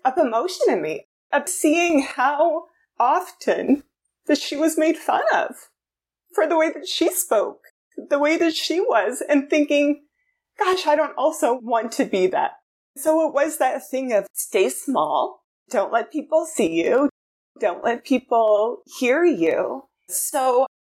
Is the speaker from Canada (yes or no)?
yes; New Brunswick, Canada; I grew up in New Brunswick, so East Coast Canada.